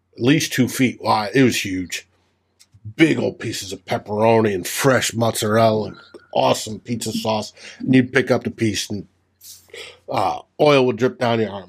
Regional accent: New Mexico, United States; I grew up in New Mexico

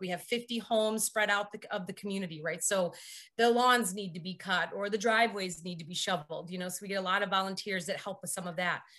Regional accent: Barrington, Illinois, United States; grew up in Barrington, uh, Illinois

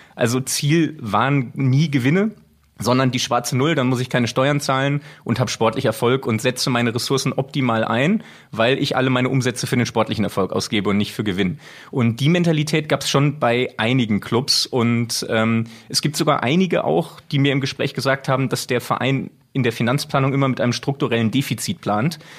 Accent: Bochum, North Rhine-Westphalia, Germany; now in Switzerland; bin gebürtiger Bochumer, deswegen wirklich von klein auf äh, in der Nähe des Stadions aufgewachsen, wohne jetzt leider schon recht lange in der Schweiz

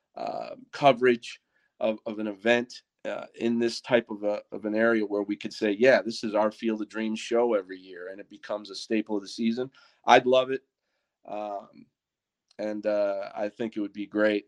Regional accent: Wisconsin, United States; we're from Wisconsin

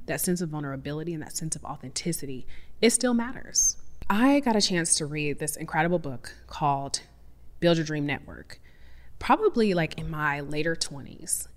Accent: Seattle, Washington, United States; I'm from Seattle, so I definitely grew up in this, like, hippie granola, we compost and recycle

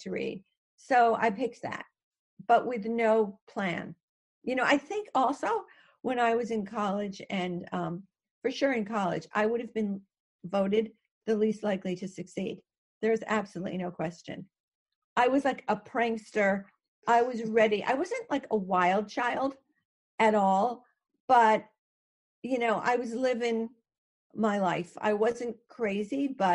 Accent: Connecticut, United States; I actually grew up in Connecticut, where I still am

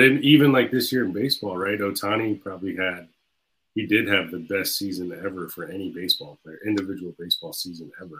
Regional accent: Jacksonville, Florida, United States; I'm from Jacksonville

